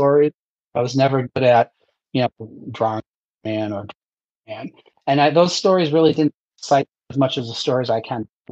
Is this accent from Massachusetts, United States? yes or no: yes; Massachusetts, United States; where I'm from Massachusetts, right? No one else will claim me with an accent like this and the way that I talk.